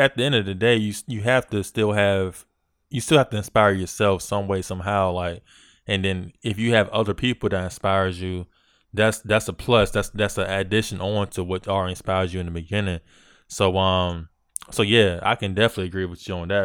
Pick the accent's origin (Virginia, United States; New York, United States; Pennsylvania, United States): Virginia, United States; I'm from Virginia